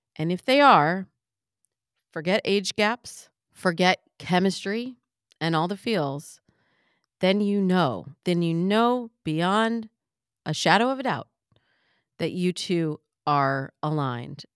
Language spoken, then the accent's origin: English; Michigan, United States; I'm from the Midwest. we had corn in Michigan.